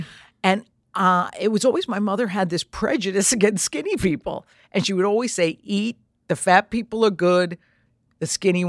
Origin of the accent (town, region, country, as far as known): Trumbull, Connecticut, United States; born or raised there